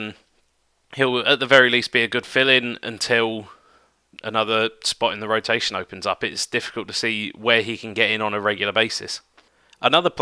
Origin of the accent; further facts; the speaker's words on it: United Kingdom; one of my fellow Brits